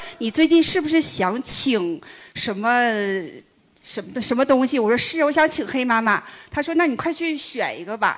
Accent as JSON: {"language": "Chinese", "region": "Northeast China", "country": "China", "said": "我是东北人"}